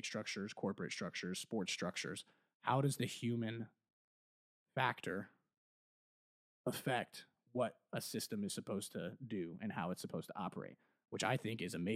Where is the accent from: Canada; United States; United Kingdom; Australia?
United States; Canton, Ohio; small town dude from Canton, Ohio.